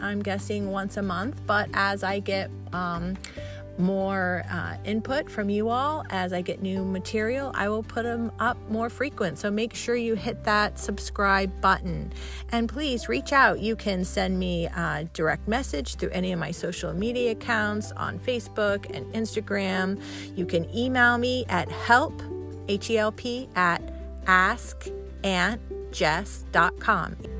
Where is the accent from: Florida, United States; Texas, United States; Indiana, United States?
Texas, United States; moved away as an adult; also born or lived in Columbia, Missouri / Las Vegas / Chicago / Michigan; now in Pennsylvania, United States; I grew up in Texas